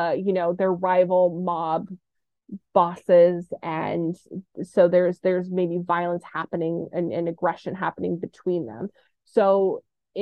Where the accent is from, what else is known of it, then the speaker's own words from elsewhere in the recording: Orange County, California, United States; now in Los Angeles, United States; I was born and raised in Orange County